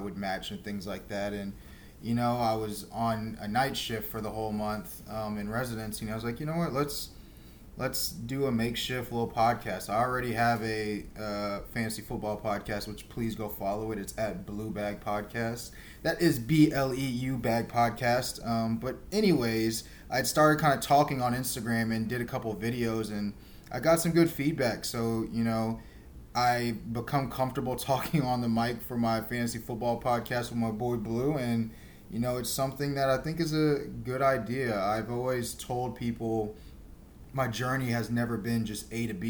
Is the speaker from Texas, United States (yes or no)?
yes; Houston, Texas, United States; I'm from Houston, Texas